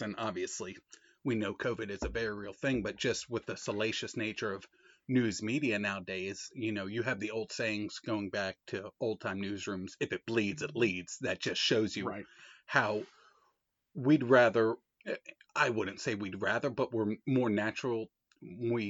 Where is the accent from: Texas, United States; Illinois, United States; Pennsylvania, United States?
Pennsylvania, United States; Philadelphia; me being Philadelphian Italian